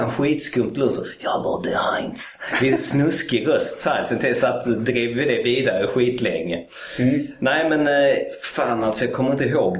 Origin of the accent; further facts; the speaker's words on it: Malmö, Skåne, Sweden; Jag är född i Malmö